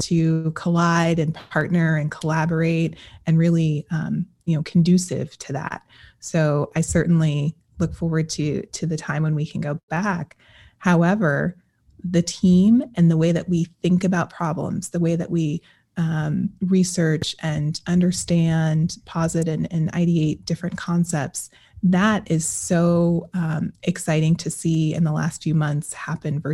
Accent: Colorado, United States; I am from Colorado

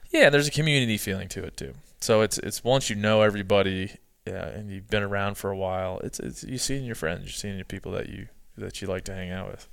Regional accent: East Coast, United States; I'm from the East Coast.

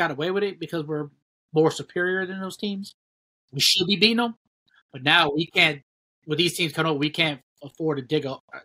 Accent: Ohio, United States; we're all from Ohio

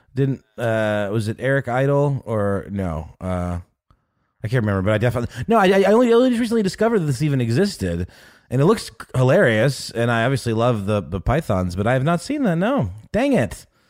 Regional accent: Germany; moved away; I was born in Germany.

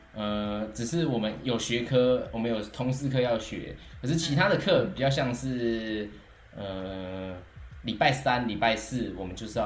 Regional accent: Taichung, Taiwan; moved away as an adult; now in France; 我是太平。

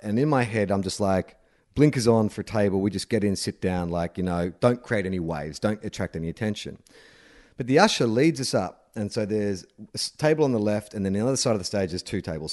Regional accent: Australia; growing up as, as an Australian

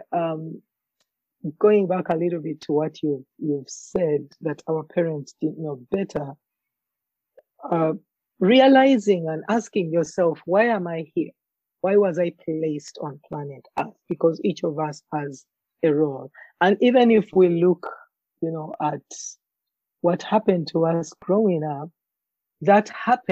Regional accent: Uganda; now in Alberta, Canada; my journey growing up in Africa, in Uganda in particular

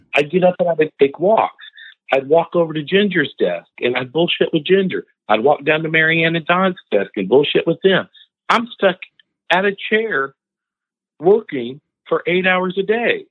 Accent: Indiana, United States; I'm from Indiana.

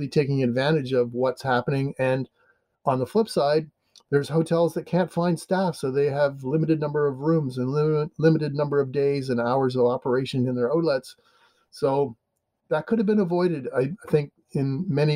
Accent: Canada; now in United States; I'm Canadian, but I live in America

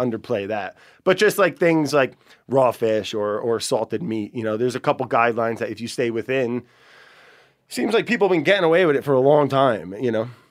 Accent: northern New Jersey, United States; Where I grew up in northern New Jersey, ton of black bears

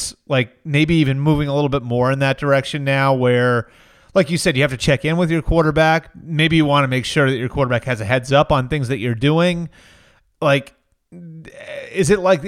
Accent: Sudbury, Massachusetts, United States; I'm from Sudbury, Mass. Me and Mike grew up about 15 minutes apart

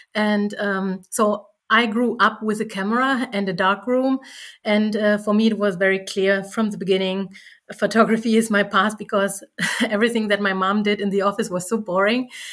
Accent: East Germany, Germany; I was from East Germany

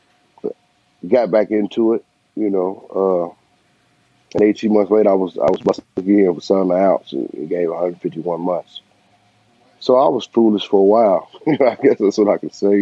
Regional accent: Bowling Green, Kentucky, United States; I'm originally from Bowling Green, Kentucky, which I was born and raised

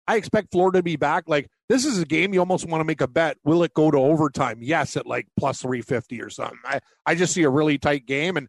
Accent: Canada; I'm a Canadian.

